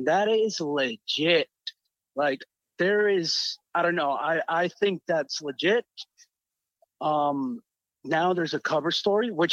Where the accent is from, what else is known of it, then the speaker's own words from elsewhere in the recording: Puerto Rico; moved away; I'm from Puerto Rico. I don't live there anymore, but I grew up there